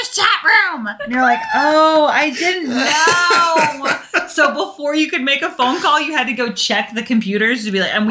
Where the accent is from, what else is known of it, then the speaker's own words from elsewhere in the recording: England, United Kingdom; moved away; I grew up in England